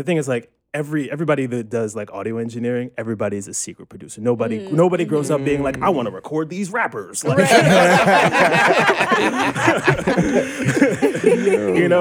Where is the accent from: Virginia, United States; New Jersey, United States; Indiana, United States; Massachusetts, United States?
New Jersey, United States; Cherry Hill; moved away as an adult; now in New York, United States; I'm originally from Cherry Hill, New Jersey, which is right outside of Philadelphia.